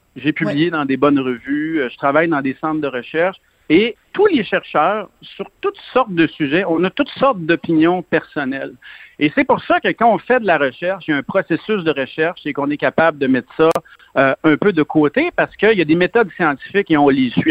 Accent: Lebel-sur-Quévillon, Quebec, Canada; also born or lived in Saguenay-Lac-Saint-Jean / Montérégie; je viens de Saguenay-Lac-Saint-Jean. J'ai grandi dans le nord du Québec et à lebel sur quivion et par la suite, on a, euh, la famille, on a acheté une, ferme en Montérégie

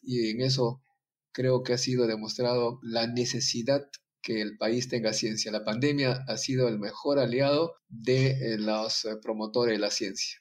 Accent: Ancash, Peru; also born or lived in France; Mi pueblo fue el centro de la cultura llamada civilización Cuye

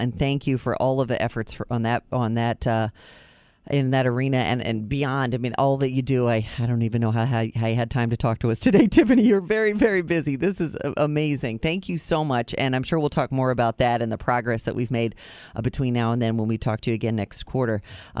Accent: Philadelphia, Pennsylvania, United States; moved away; I'm from Philadelphia originally.

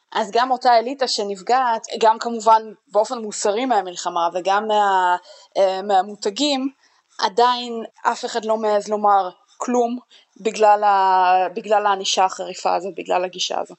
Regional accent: Israel

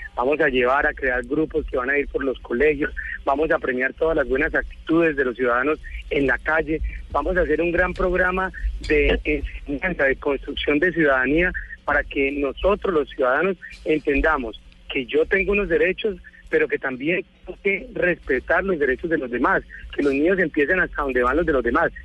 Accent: Huila, Colombia; moved away; also born or lived in Bogotá; aquí nos vinimos a esta ciudad que, que es más querida, que es más tranquila, en la cual pues es de una última vez la tierra donde yo nací

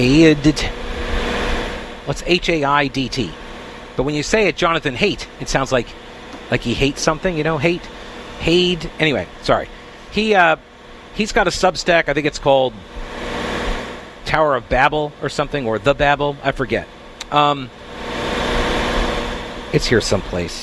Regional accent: Long Island, New York, United States; I'm from Long Island.

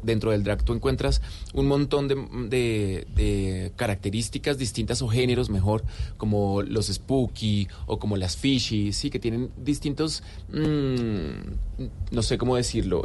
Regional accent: Colombia; also born or lived in Argentina; como colombianos

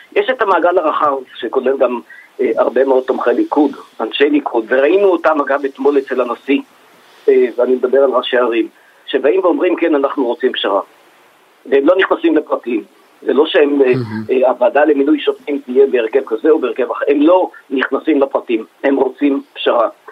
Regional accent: Israel; אני כאזרח ישראלי

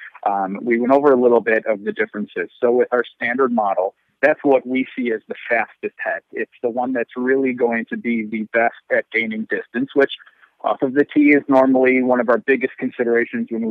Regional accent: Western New York, United States; I'm originally from Western New York myself

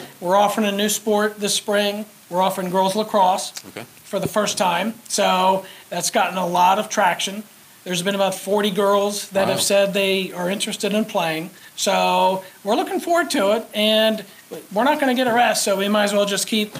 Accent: Wyoming, United States; I'm from Wyoming, so I use Jane Wilkie as a resource

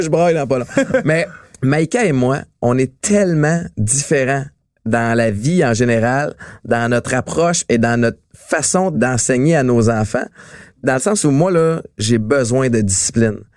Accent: Montreal, Quebec, Canada; j'ai grandi à Antique, Montréal-Nord.

